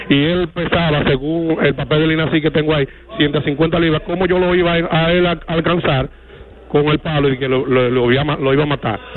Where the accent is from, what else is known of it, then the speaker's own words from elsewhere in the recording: El Embrujo III, Santiago, Dominican Republic; la comunidad de donde yo nací donde yo me crié